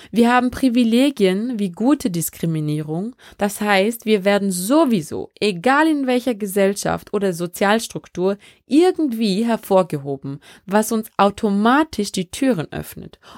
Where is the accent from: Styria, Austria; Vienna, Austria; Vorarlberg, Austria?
Vorarlberg, Austria; also born or lived in Benin; ich bin in Benin in Westafrika geboren und in Vorarlberg aufgewachsen.